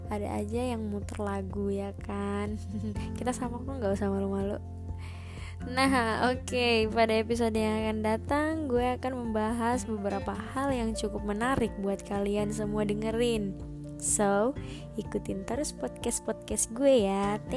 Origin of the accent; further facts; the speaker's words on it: Pangkep, South Sulawesi, Indonesia; born there; now in Makassar, Indonesia; Gue juga lahir di Pangkep tanggal 10 bulan Juli tahun 2002. Saat ini gue tinggal di Makassar karena ya orang tua gue di sini.